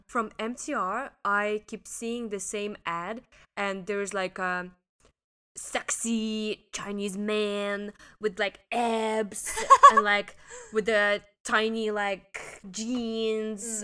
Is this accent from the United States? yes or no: no; Russia; moved away as an adult; now in Hong Kong; I'm from Russia